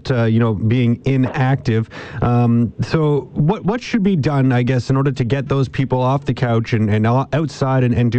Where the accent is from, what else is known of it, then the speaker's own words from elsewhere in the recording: British Columbia, Canada; as British Columbians